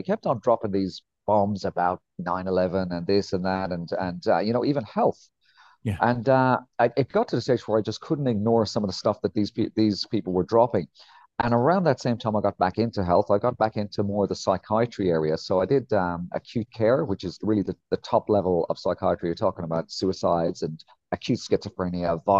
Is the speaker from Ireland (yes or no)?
yes; Ireland; moved away as an adult; also born or lived in England; I'm from a place called Ireland